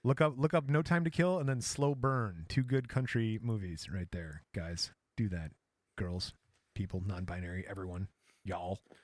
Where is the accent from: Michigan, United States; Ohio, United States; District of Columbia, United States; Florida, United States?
Michigan, United States; we're from Michigan. We talk like that every once in a while